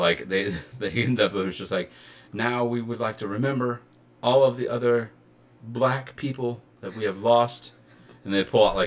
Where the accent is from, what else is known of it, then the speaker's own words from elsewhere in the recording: Southern Illinois, United States; We're from Southern Illinois